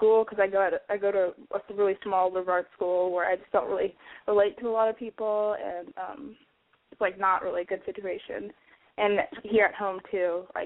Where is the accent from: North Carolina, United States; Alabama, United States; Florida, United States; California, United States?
North Carolina, United States; I'm 20 years old, and I'm from North Carolina